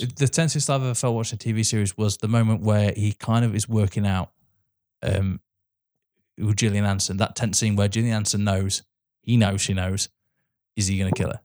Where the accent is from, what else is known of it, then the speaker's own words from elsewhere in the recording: England, United Kingdom; As an English person